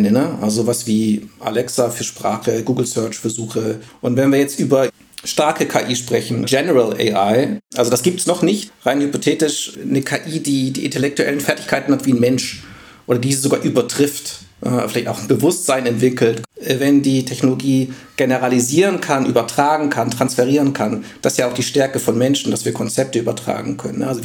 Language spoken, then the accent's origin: German; Baden-Württemberg, Germany; also born or lived in Ulm; ich bin eigentlich aus dem Süden, ähm, Schwarzwald groß geworden, dann in Ulm studiert